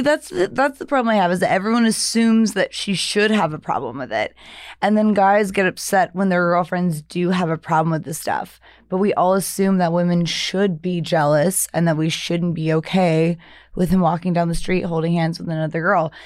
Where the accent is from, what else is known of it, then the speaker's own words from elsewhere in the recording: the South, United States; moved away; I'm from the South